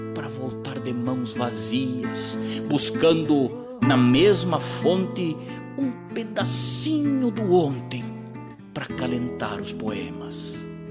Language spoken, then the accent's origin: Portuguese; Rosário do Sul, Rio Grande do Sul, Brazil; um rio velho que banha aquela cidade minha terra natal